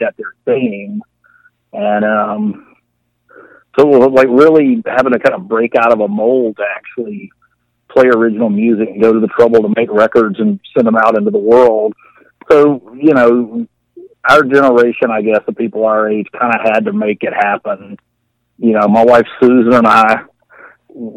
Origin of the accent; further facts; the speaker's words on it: Jackson, Mississippi, United States; Jackson was, you know, I grew up there. I was a kid in the 60s and a teenager in the 70s